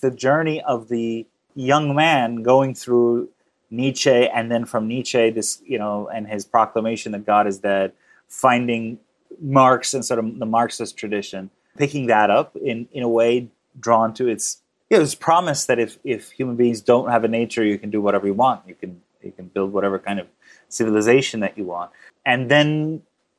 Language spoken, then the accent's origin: English; Iran; now in New York, United States; I was born to a very kind of secular liberal family in Iran.